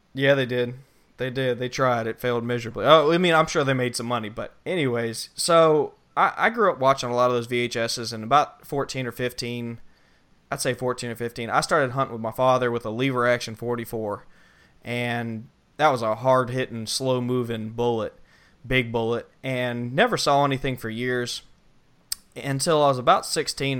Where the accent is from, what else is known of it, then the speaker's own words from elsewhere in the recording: Southeast Georgia, United States; also born or lived in New Orleans; I grew up hunting in Southeast Georgia